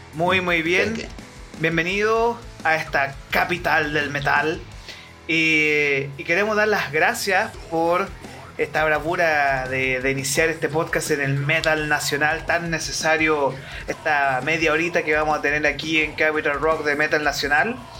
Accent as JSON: {"language": "Spanish", "country": "Chile", "said": "como bien chileno que somos"}